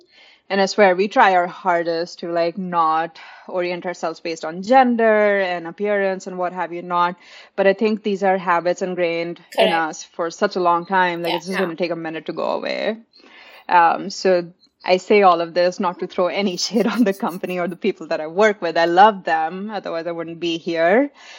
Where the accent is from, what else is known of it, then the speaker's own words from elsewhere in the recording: India; now in Austin, United States; Oh, I moved to Austin 6 years ago, but I grew up in India.